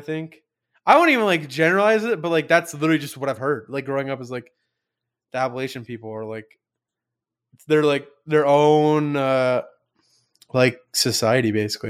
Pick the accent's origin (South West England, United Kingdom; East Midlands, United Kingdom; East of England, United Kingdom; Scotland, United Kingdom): East of England, United Kingdom; Mate, I'm from London. I'm from London. I'm from Essex. A lot of people don't know that, but I'm from Essex.